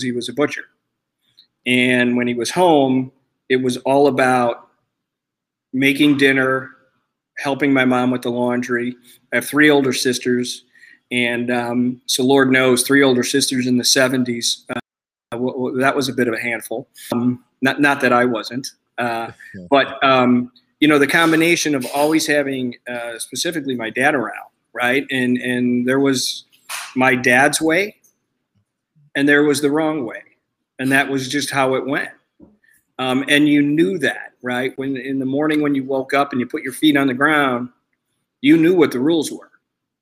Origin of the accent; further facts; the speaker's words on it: Chicago, Illinois, United States; moved away as an adult; now in Twin Cities, United States; I'm originally from Chicago, a very large Polish population. And I move up here to the Twin Cities just literally 13 months ago